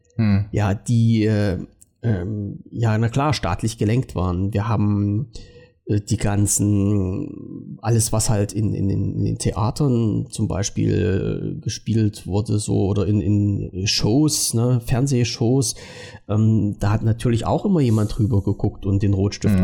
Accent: East Germany, Germany; mein Leben in der DDR doch war und dass ich als Ossi doch eigentlich ein armes Schwein bin

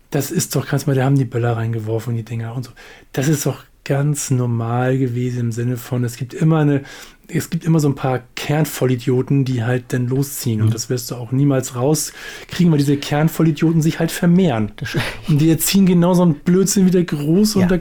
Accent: Hamburg, Germany; ich bin ja so, sage ich mal, so ein Brennpunktviertel groß geworden in Hamburg-Stalzhof hieß das.

